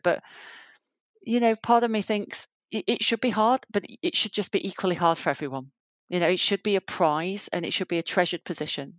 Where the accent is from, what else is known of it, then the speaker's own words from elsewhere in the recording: Yorkshire and the Humber, United Kingdom; moved away as an adult; also born or lived in Southampton; now in London, United Kingdom; I grew up in Yorkshire, um, in the north of England.